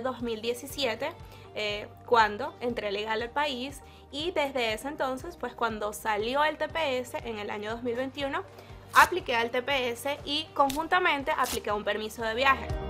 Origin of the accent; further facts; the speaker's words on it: Venezuela; now in United States; como muchos venezolanos, he estado en el país por casi 7 años